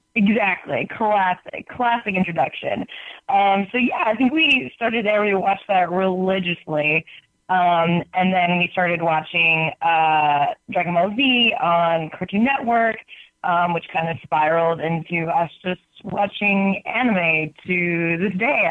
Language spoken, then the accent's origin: English; Michigan, United States; now in California, United States; I grew up in Michigan